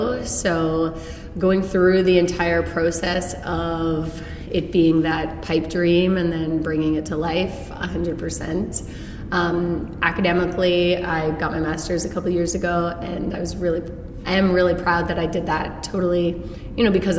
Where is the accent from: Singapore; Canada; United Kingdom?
Canada; Hamilton, Ontario; also born or lived in St. Catharines; now in Toronto, Canada; I grew up in Hamilton. I went to university in Toronto and in St. Catharines.